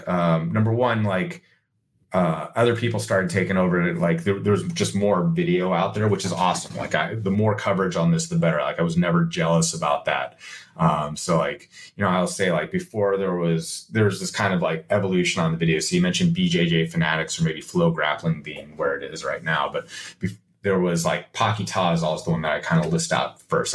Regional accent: United States; I'm an American

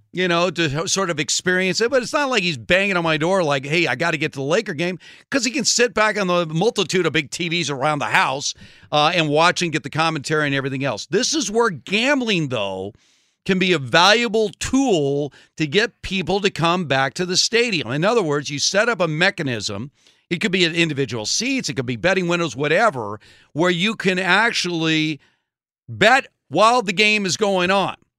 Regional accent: Los Angeles, California, United States; growing up in Los Angeles

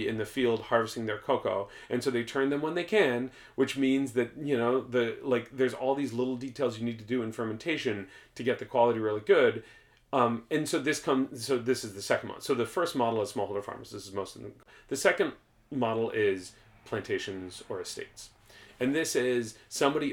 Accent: United States; as an American

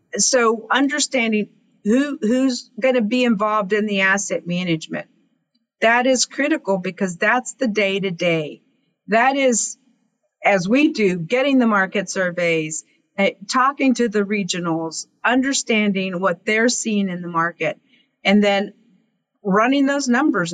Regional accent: Kermit, Texas, United States; born or raised there

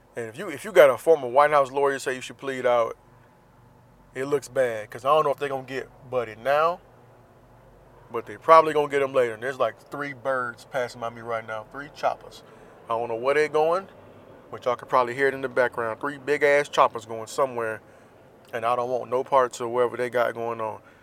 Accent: Jacksonville, Florida, United States; moved away; my hometown, Jacksonville, Florida

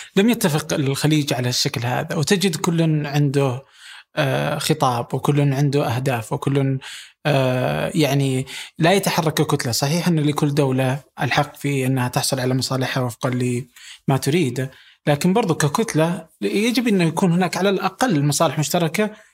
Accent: Saudi Arabia

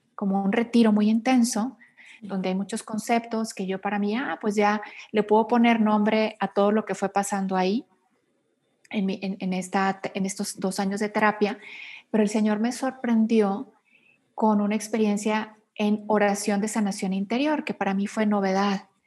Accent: Monterrey, Nuevo León, Mexico; moved away as an adult; now in Mexico City, Mexico; Yo soy mexicana, actualmente vivo en la Ciudad de México, soy originaria de Monterrey, Nuevo León, del norte del país.

